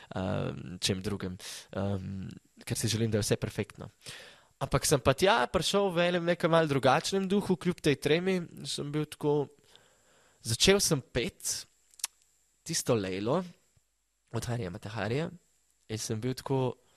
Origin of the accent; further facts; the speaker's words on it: Slovenia; ker sem iz Slovenije